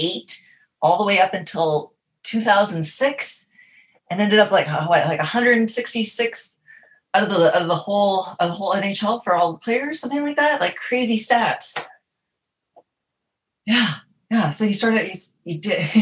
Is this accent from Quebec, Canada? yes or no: no; Dauphin, Manitoba, Canada; also born or lived in Sifton, Manitoba; now in Marina Del Rey, United States; I am originally from Dauphin, Manitoba